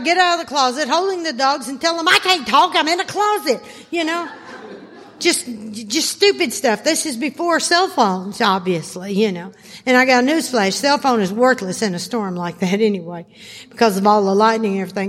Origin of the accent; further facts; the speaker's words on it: Arkansas, United States; I was raised in Arkansas.